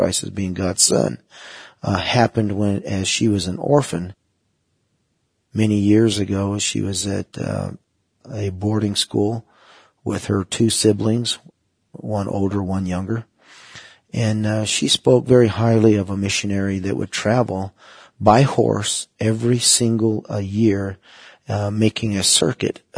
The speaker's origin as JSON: {"language": "English", "town": "Taos", "region": "New Mexico", "country": "United States", "tie": "born or raised there", "also_born_or_lived": "Oklahoma", "said": "growing up on the Taos Pueblo reservation"}